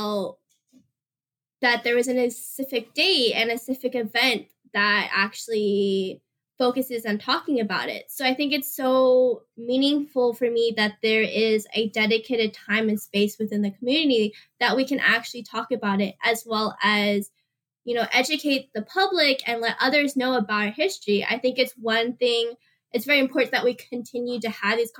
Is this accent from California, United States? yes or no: yes; San Diego, California, United States; moved away as an adult; now in San Francisco, United States; I was born and raised in San Diego, but currently live in San Francisco